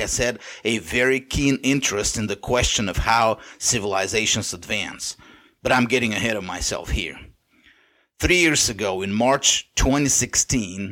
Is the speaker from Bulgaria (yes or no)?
yes; Bulgaria; first language Bulgarian; English is a second language; my native language, Bulgarian